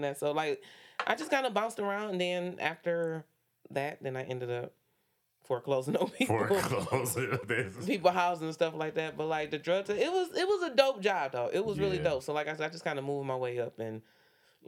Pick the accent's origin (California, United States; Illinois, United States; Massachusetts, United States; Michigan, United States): Michigan, United States; Detroit; I grew up on West Side on Finkel. I went to Cooley.